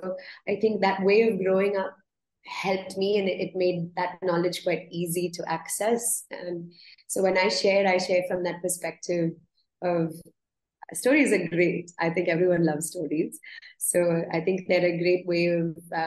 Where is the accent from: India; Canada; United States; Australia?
India; how I was brought up here in India.